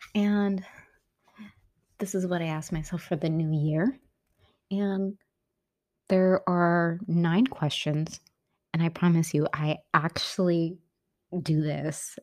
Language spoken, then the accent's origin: English; San Francisco, California, United States; moved away as an adult; my hometown, which I was born and raised, um, San Francisco